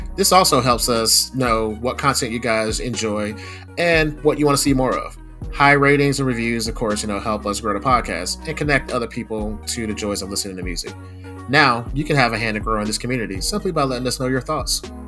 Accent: Savannah, Georgia, United States; I grew up in South Georgia, Savannah area, down that way.

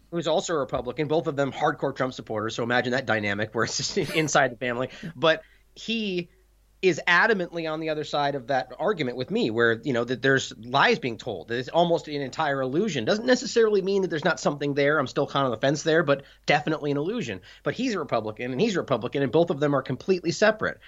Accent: United States; I'm an American broadcasting in the U S

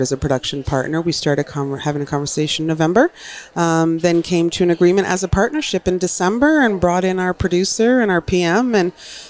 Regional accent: Newfoundland and Labrador, Canada; I'm a townie. I'm a townie from Newfoundland, but I've lived on the mainland.

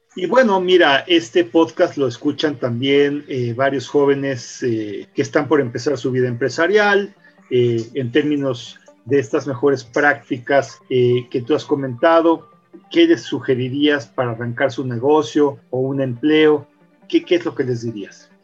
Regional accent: Mexico; de representar a nuestro país en otros países con nuestro trabajo

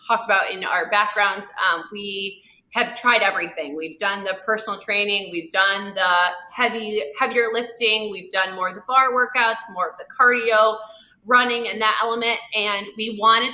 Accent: Haslett, Michigan, United States; moved away as an adult; also born or lived in Los Angeles; we grew up in the Lansing area. We both went to Hazlitt. We grew up in that town.

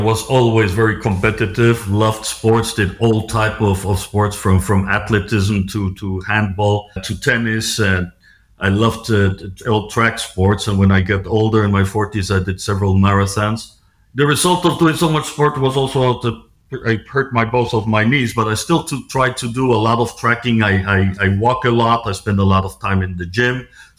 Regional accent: Mexico; also born or lived in Switzerland / United States / United Kingdom / France; I grew up, I'm a Swiss citizen. I grew up in Mexico. I studied in Switzerland, started my career in a publicly listed company in New York.

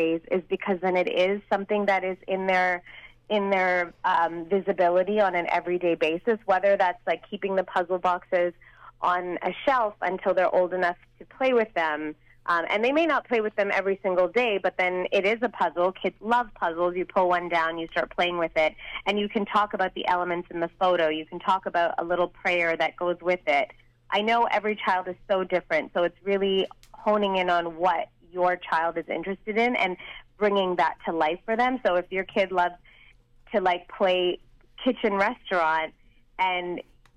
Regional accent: Chennai, Tamil Nadu, India; moved away; My parents are from South India. I was born in Chennai, so I do speak Tamil

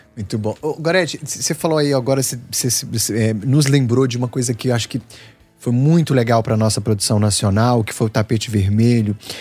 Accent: Minas Gerais, Brazil

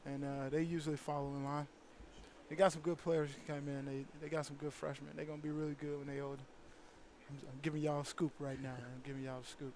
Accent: Chicago, Illinois, United States; moved away; Chicago guy. I'm from Chicago

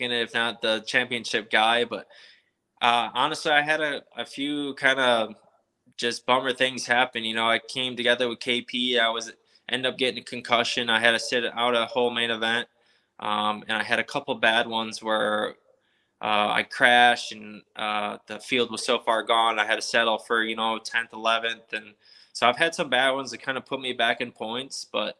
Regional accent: Lockport, New York, United States; moved away; It's like a place 20 minutes from my hometown

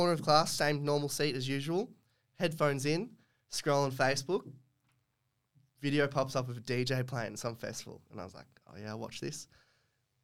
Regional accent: Gold Coast, Queensland, Australia; also born or lived in Melbourne, Victoria; I was born in Melbourne. Moved to the Gold Coast when I was three. Been here ever since. Down in Runaway Bay.

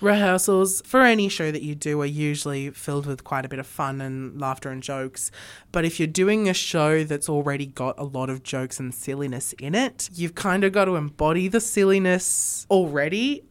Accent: Sydney, New South Wales, Australia; moved away as an adult; now in Armidale, Australia; I grew up in Sydney.

